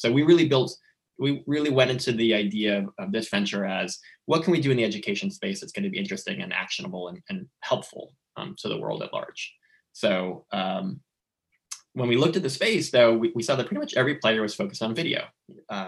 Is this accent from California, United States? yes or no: yes; Southern California, United States; moved away as an adult; also born or lived in Orange County / New York; I grew up in Southern California